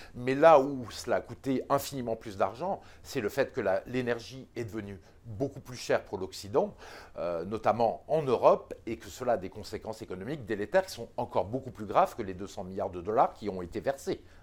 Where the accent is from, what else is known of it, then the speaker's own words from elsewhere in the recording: France; en tant que Français